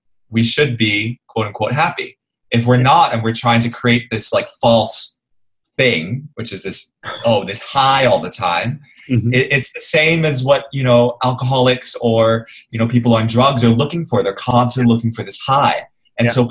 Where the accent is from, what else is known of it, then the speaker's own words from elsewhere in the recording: New York, United States; now in Singapore; I grew up in New York, right? So, and I went to a very academic high school